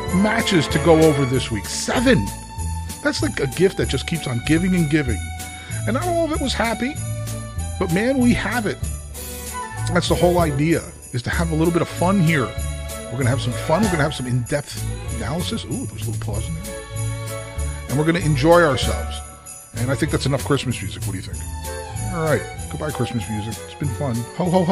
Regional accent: New Jersey, United States; now in Louisville, United States; I'm from New Jersey

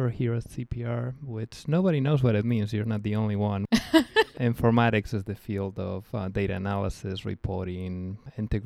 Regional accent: Spain; moved away; also born or lived in New Jersey, United States; I grew up in Spain, but I was actually born in New Jersey.

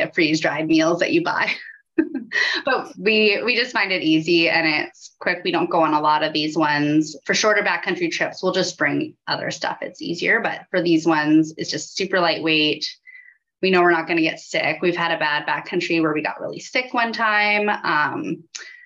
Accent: Saskatoon, Saskatchewan, Canada; I grew up in Saskatoon, and I feel like that's so different compared to some of the mountain areas

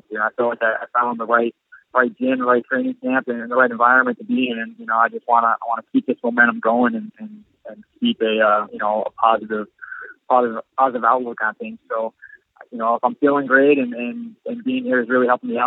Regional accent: Boca Raton, Florida, United States; moved away; also born or lived in Delray Beach, Florida / Illinois; I grew up in Boca Raton and Delray Beach

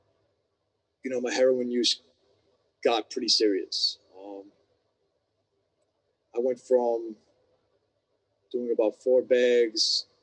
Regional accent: New York City, New York, United States; I was born and raised in New York City.

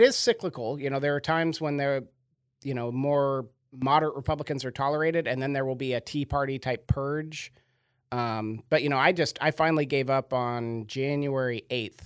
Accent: Sequim, Washington, United States; I grew up on a farm in a terribly small town

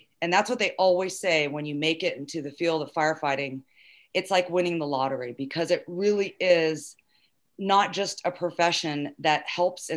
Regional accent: Southern California, United States; I grew up in SoCal

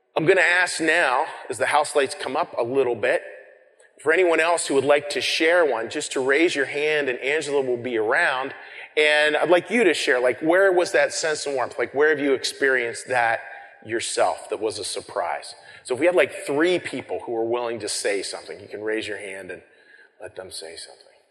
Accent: Colorado, United States; moved away as an adult; growing up in Colorado, and being a mountain person

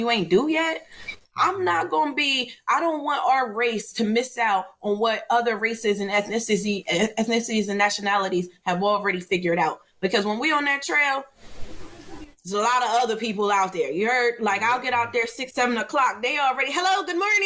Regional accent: New Jersey, United States; From South Jersey.

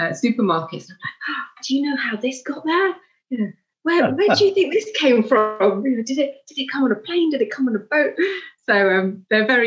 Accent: United Kingdom; also born or lived in Zimbabwe / Malawi / Qatar; I only lived there for 5 years of my life, and then my parents moved to the UK. So most of my life has been in the UK. All my education has been in the UK

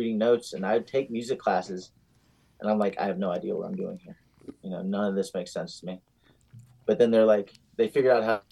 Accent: Staunton, Virginia, United States; now in Arizona, United States; I'm originally from Virginia. Being Arizonian is just still really weird to me. But we grew up right up the street from this recording studio

